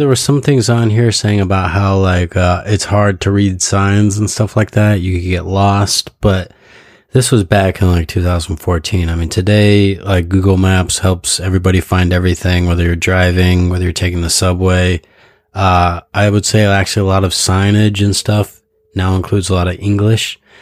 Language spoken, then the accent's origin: English; United States; moved away as an adult; now in Japan; my hometown, which is like a population of like a hundred and fifty thousand people